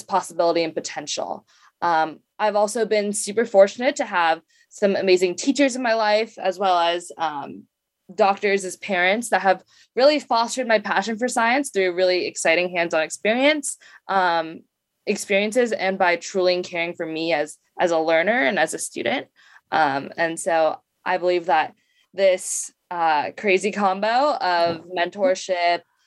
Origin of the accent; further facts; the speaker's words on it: Bay Area, California, United States; I grew up in the Bay Area